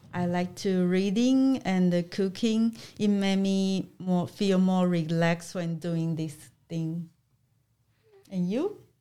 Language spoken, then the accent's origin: English; Kaohsiung, Taiwan; English is a second language; moved away; I'm Taiwanese from the south of the Taiwan, Kaohsiung.